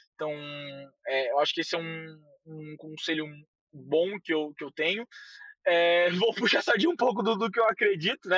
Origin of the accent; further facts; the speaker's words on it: São Paulo, Brazil; accent: paulista; eu sou paulista assim de coração total. Eu gosto dessa loucura, eu gosto desse, desse nosso achar que não temos sotaque, temos um sotaque gigantesco, de falar mano para tudo que é vírgula.